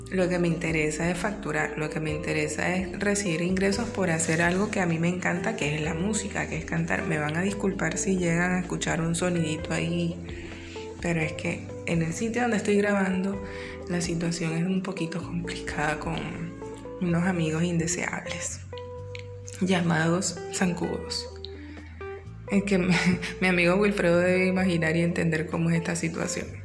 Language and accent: Spanish; Venezuela; accent: Venezuelan; Si todo el mundo sabe que yo soy venezolana y estoy participando en el, en el concurso